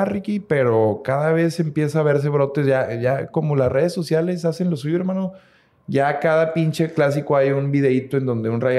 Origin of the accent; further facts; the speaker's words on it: Mexico; como mexicanos